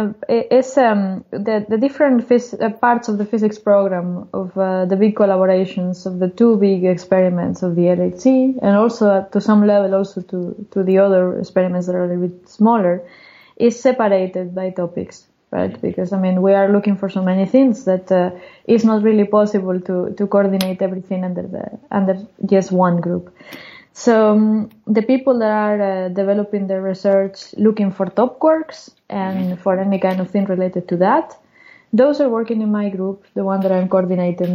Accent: Gijón, Asturias, Spain; moved away; also born or lived in Oviedo / Santander; I was born in Gijón, that is one town in the Atlantic coast in the north. Mm-hmm. And I went to the university in Oviedo, that is very close

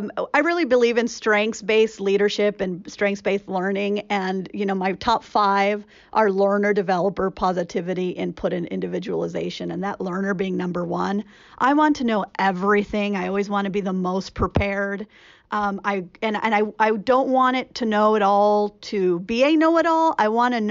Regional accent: California, United States; also born or lived in Richmond, California / Los Angeles, California / Central Valley, California; I was born in Richmond, which is outside of, it's in the Bay Area, and lived in Richmond and in Los Angeles, and then in the Central Valley in California

